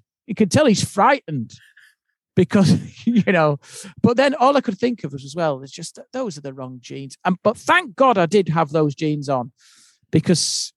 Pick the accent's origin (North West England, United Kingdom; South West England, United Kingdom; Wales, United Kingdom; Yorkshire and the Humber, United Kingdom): Yorkshire and the Humber, United Kingdom; being the Yorkshireman